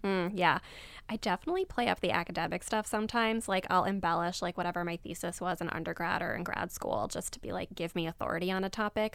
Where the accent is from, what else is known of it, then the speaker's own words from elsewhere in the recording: Abu Dhabi, United Arab Emirates; moved away; also born or lived in Egypt; I grew up in Abu Dhabi, so in the Middle East, and I'm Egyptian, but I don't spend any time there anymore